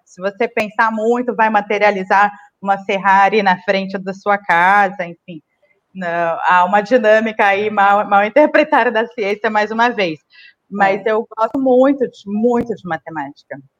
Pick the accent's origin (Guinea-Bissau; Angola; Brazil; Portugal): Brazil; Northeast Region; also born or lived in Maranhão / Brasília; now in São Paulo, Brazil; eu sou né, nordestina